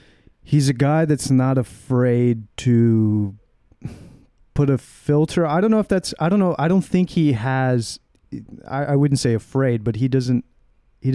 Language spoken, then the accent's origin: English; United States; I'm an American. You know, I'm an American